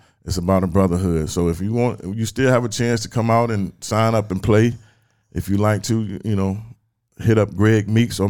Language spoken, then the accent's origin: English; Weldon, North Carolina, United States; I love Weldon like I was born and raised in Weldon.